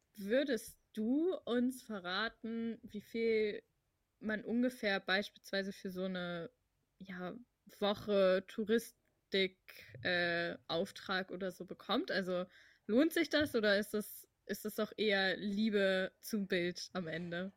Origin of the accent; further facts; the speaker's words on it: Hamburg, Germany; also ich komme aus Hamburg, ich bin auch hier geboren und mhm. ich bin natürlich Hamburgerin